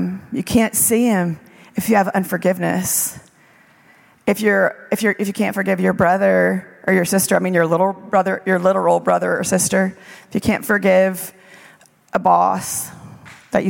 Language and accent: English; South Louisiana, United States; moved away; also born or lived in Israel; I grew up in South Louisiana